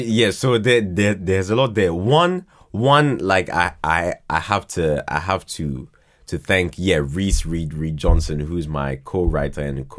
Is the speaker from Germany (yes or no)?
no; Ghana; also born or lived in Croydon; Born here, but then went to Ghana when I was 2.